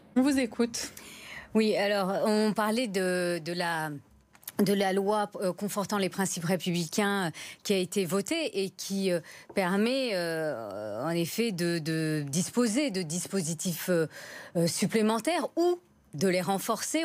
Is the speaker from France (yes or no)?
yes; France; je suis française de confession musulmane